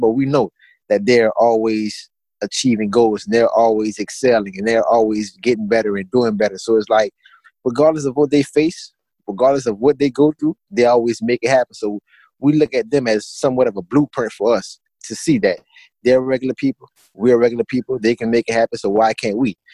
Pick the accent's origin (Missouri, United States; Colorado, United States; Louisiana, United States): Louisiana, United States; Assumption Parish; where I'm from, I'm from Assumption Parish, Louisiana